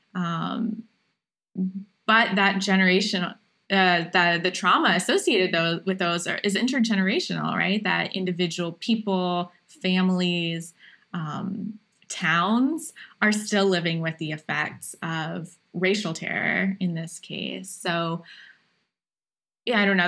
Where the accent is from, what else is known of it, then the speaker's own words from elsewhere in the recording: Appalachian Ohio, United States; I grew up in Appalachian, Ohio